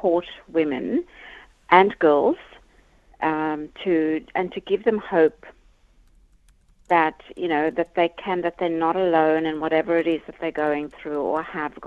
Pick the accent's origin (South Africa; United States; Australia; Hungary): South Africa; growing up in South Africa